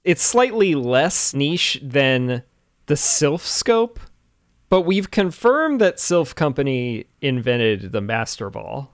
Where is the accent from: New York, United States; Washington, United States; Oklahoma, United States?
Washington, United States; Bainbridge Island; my hometown, Bainbridge Island